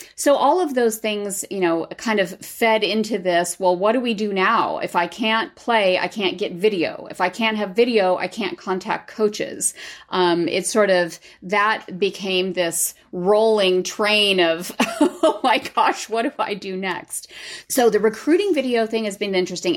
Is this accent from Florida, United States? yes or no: no; Southern California, United States; I grew up in Southern California